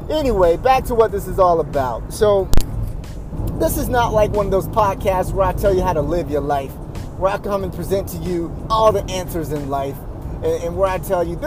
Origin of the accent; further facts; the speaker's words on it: Spartanburg, South Carolina, United States; I'm from Spartanburg, South Carolina